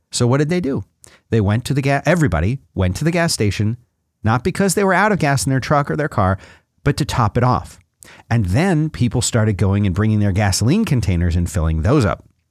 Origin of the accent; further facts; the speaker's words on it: Florida, United States; I grew up in Florida where we have hurricanes every fifteen or twenty minutes